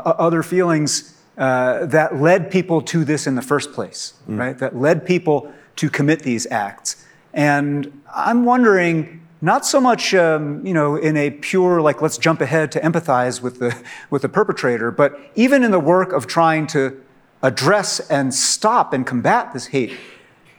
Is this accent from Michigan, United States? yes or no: no; Poughkeepsie, New York, United States; I'm from Poughkeepsie.